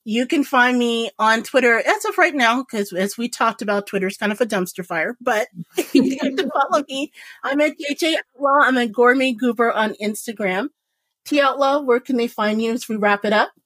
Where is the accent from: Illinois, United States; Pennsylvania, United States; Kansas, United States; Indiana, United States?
Indiana, United States; Indianapolis; I was born and raised in Indianapolis, Indiana. Like literally, my junior high, no joke, was in the middle of a cornfield.